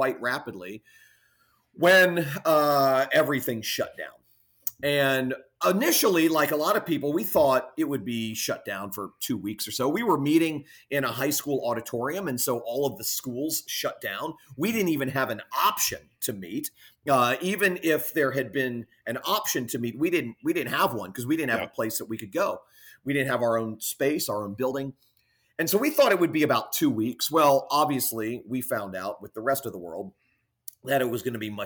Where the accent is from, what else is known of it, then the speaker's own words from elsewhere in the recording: Fort Lauderdale, Florida, United States; now in Jupiter, United States; I'm from South Florida, Fort Lauderdale area, which is about 45 minutes south of where we live in Jupiter.